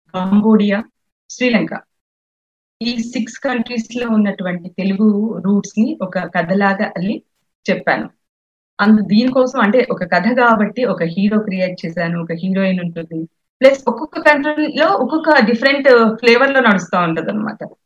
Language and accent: Telugu; Mahabubnagar district, Telangana, India; actual గా మాది మహబూబ్ నగర్ జిల్లా అండి మా స్వస్థలం మహబూబ్ నగర్ జిల్లా